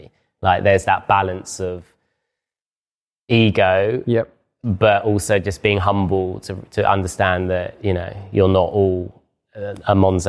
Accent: London, United Kingdom; I talk very London-centric, like I'm from London and I work in London.

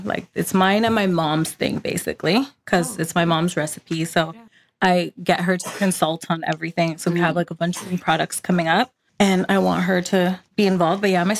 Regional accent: India; I think it's part of our culture because I'm Indian.

